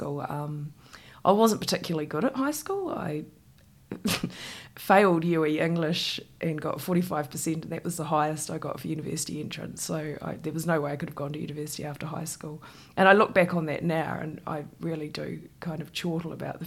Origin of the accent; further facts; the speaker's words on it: Christchurch, Canterbury, New Zealand; I grew up in Shirley in Christchurch in a state house.